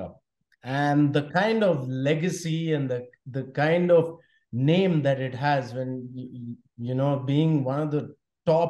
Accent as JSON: {"language": "English", "country": "India", "tie": "born or raised there", "also_born_or_lived": "Spain", "moved": "as an adult", "said": "growing up in India"}